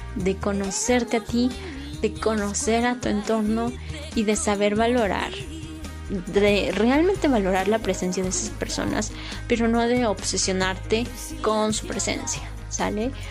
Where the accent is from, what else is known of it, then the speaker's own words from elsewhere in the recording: Puebla, Mexico; moved away as an adult; now in Mexico City, Mexico; soy de un municipio muy pequeño en Puebla, pero me mudé a la Ciudad de México